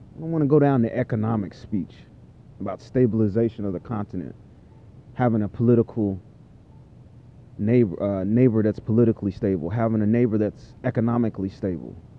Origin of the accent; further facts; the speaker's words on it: United States; I'm an American. I'm a native Psy American, by the way, and I'm an African American